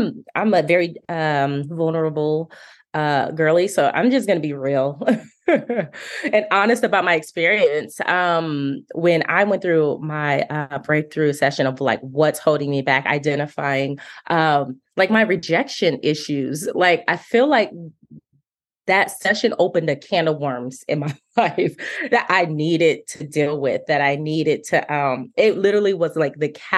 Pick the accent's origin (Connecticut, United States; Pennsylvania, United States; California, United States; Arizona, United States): Arizona, United States; Phoenix; moved away as an adult; now in Nashville, United States; I'm originally from Phoenix, Arizona, recently relocated to Nashville, Tennessee.